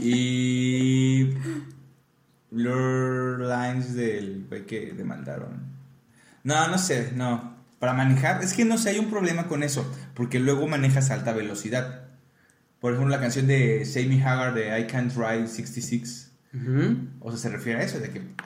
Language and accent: Spanish; Mexico; nuestra identidad como mexicanos.